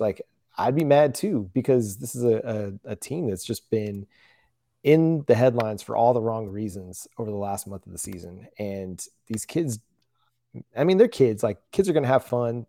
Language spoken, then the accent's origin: English; Fort Worth, Texas, United States; I'm from North Wor-, Fort Worth, just one of the suburbs just outside of, of town